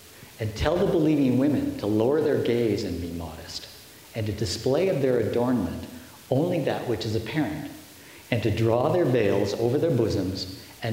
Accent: Canada; we progressive, sophisticated Canadian voters

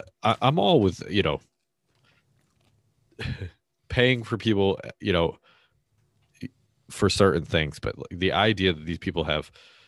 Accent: Massachusetts, United States; which is my home state originally.

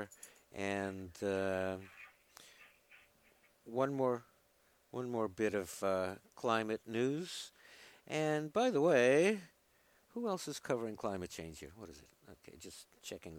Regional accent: New York, United States; accent: New York; my New York accent

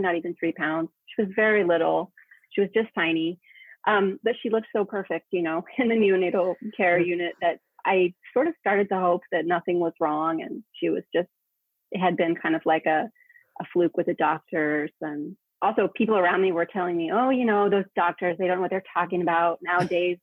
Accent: United States; now in Spain; I'm American, but I'm living in Spain

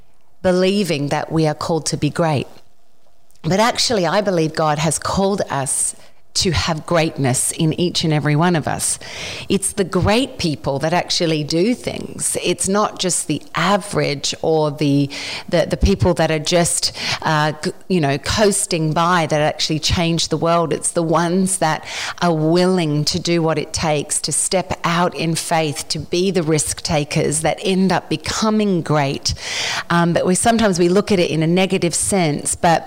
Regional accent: Australia; moved away as an adult; now in Nashville, United States

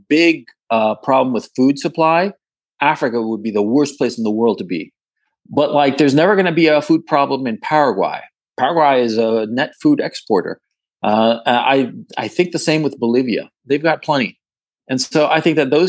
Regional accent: Chile; also born or lived in Ecuador; I'm from Chile

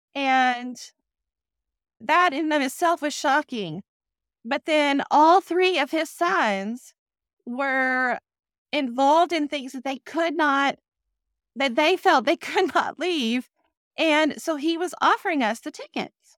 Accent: Texas, United States; moved away as an adult; also born or lived in Durham, North Carolina; I grew up in Texas

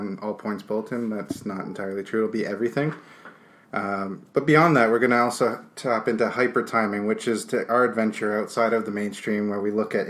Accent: Toronto, Ontario, Canada; we're from Toronto

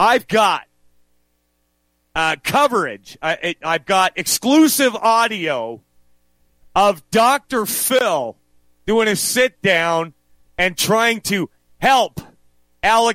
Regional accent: Western Canada, Canada; also born or lived in United States; I was born here. I grew up here for most of my life.

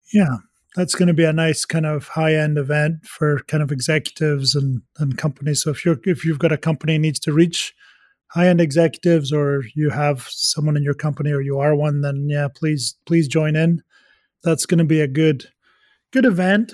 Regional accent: Scotland, United Kingdom; moved away; I am Scottish

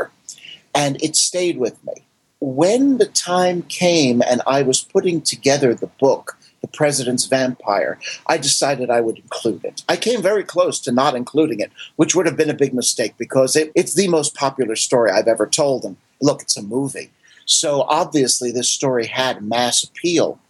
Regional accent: Paramus, New Jersey, United States; Where I grew up in Paramus, New Jersey

